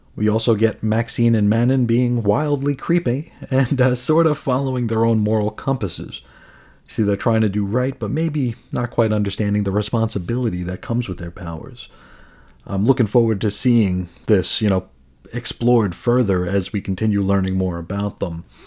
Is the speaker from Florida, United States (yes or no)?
no; New York City, New York, United States; also born or lived in Phoenix area; now in Phoenix, United States; I grew up in New York, New York City.